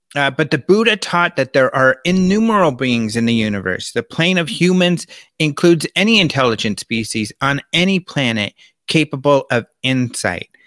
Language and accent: English; Colorado, United States; also born or lived in California; now in Arizona, United States; Being out here in Arizona, I'm from Colorado, spend a lot of time in California